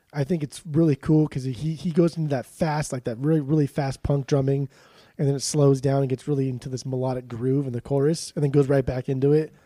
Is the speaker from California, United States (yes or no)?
yes; Southern California, United States; I grew up in Southern California, where just nobody cares about anything